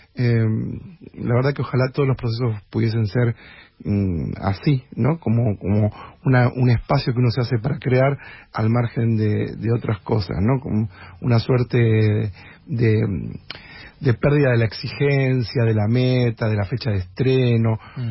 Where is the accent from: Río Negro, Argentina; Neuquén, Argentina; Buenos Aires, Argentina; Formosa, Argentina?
Buenos Aires, Argentina; nosotros somos porteños